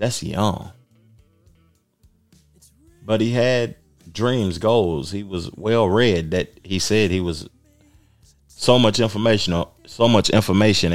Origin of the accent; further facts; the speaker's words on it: Knoxville, Tennessee, United States; I come from Knoxville, man, a small town in Tennessee, 200,000 people